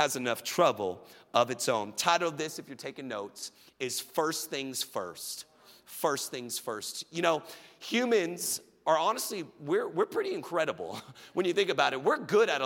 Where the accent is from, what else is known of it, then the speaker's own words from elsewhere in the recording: Richardson and Plano, Texas, United States; I moved from Richardson Schools to Plano Schools. I did 2 6th grades.